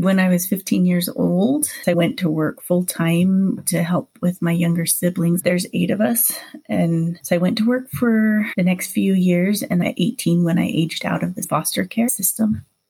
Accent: Hawaii, United States; also born or lived in Provo, United States; now in Utah, United States; I was born in Provo, Utah when my parents were here just for a short stay and then moved back to Hawaii. My family moved here when my dad decided he wanted us to have a better education.

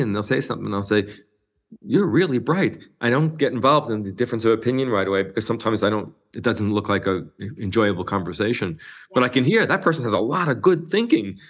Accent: New York, United States; I grew up in New York

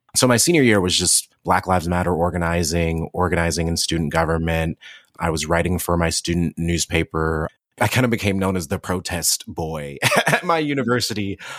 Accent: Cleveland, Ohio, United States; also born or lived in Athens, Ohio / Columbus, Ohio; I was born and raised in Cleveland, Ohio

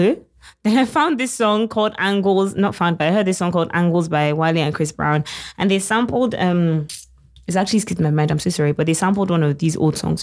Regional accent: United Kingdom; I'm British

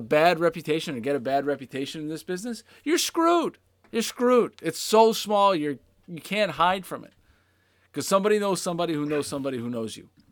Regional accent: Pittsburgh, Pennsylvania, United States; I grew up in Pittsburgh in the late

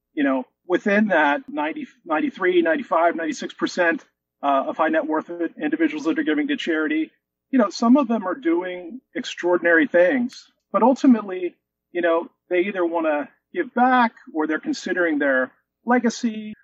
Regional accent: Philadelphia, Pennsylvania, United States; I live in the suburbs of Philadelphia. I'm born and raised here

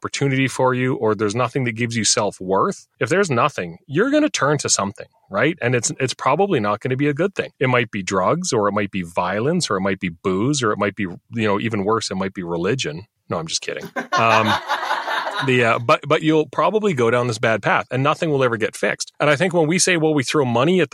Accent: Saskatchewan, Canada; I'm from Saskatchewan

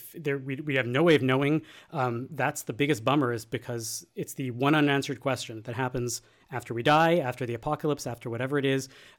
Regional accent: Canada; And as Canadians, we get shit for putting our stories out there. And sometimes when we water down our Judaism, we, oh, the Hanukkah bush, we get shit for that too.

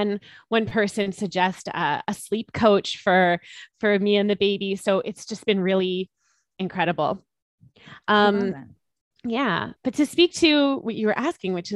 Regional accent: Canada; of being Canadian, and our government really supported us.

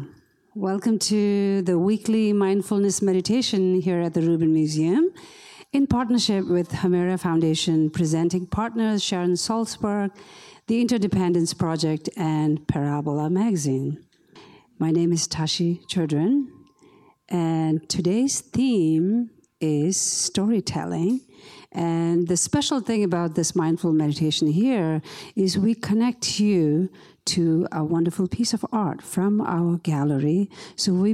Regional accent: India; moved away; growing up in the Tibetan refugee camps in India

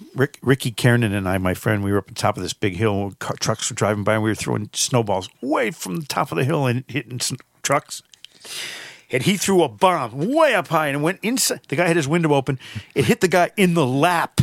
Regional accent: Connecticut, United States; moved away; I'm from Connecticut

